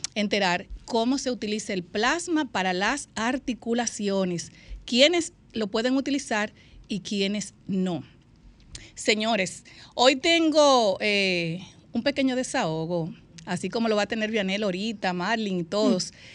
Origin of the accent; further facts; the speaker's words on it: Dominican Republic; Yo, como dominicana